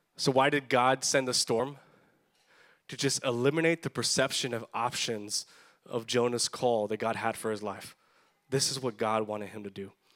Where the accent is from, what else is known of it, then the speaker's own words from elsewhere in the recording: Edinburg, Texas, United States; growing up in South Texas, growing up in the Valley, I went to Edinburgh North High School